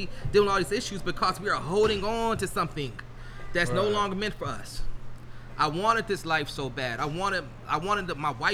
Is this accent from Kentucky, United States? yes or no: yes; Louisville, Kentucky, United States; moved away as an adult; also born or lived in Cincinnati, Ohio; now in Louisville, United States; I'm born and raised here. I'm from Berrytown, actually.